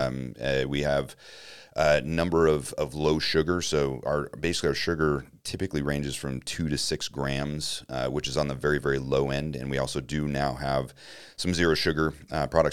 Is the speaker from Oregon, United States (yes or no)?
yes; Grants Pass, Oregon, United States; moved away as an adult; now in Denver, United States; I grew up in Grants Pass, Oregon